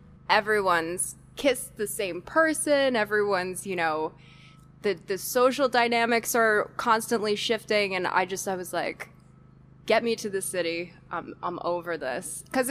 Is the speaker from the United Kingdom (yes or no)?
no; New York City, New York, United States; I grew up in Brooklyn.